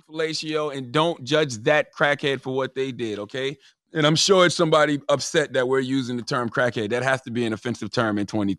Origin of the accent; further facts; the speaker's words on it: Moncks Corner, South Carolina, United States; I grew up in Monk's Corner, South Carolina. I grew up in a rural area on a dirt road.